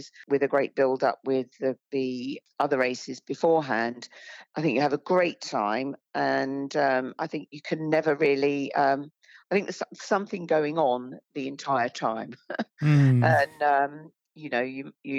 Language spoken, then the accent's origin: English; United Kingdom; I was born and bred in Britain